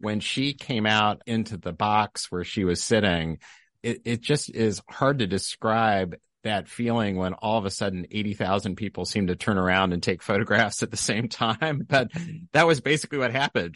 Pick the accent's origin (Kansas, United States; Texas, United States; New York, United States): Kansas, United States; Lawrence; moved away; also born or lived in Wichita, Kansas; growing up in Lawrence